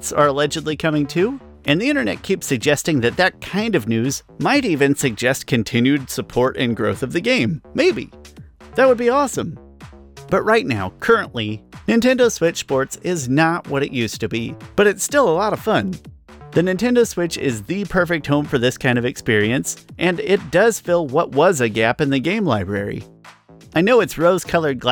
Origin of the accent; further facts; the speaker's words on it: United States; I'm an American